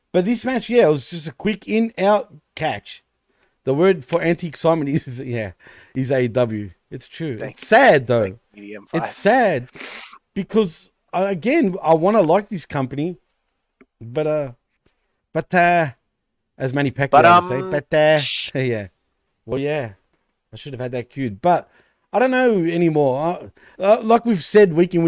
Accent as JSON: {"language": "English", "country": "Australia", "tie": "born or raised there", "said": "here in Australia"}